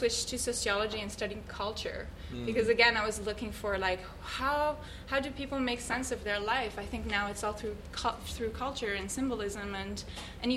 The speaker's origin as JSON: {"language": "English", "country": "Switzerland", "tie": "born or raised there", "said": "I grew up in Switzerland"}